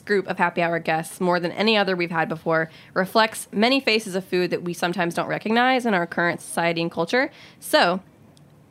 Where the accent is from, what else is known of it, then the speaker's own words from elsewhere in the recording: southern Alabama, United States; moved away; I grew up in southern Alabama